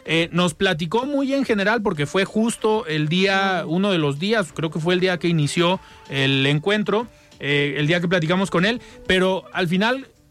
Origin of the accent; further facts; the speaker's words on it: Mexico; aquí en Jalisco y en nuestro país